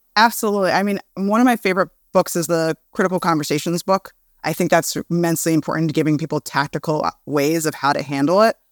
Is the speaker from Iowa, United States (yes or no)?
no; New York City, New York, United States; I'm from Brooklyn